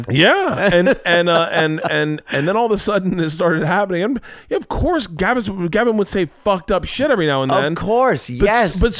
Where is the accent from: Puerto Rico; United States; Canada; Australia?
Canada; I was like, well, I was growing up in Canada